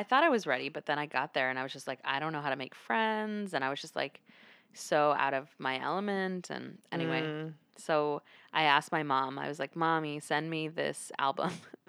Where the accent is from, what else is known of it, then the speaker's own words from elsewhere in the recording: North Carolina, United States; moved away as an adult; also born or lived in Pennsylvania; growing up in North Carolina where there were, like, very few Latinos at the time.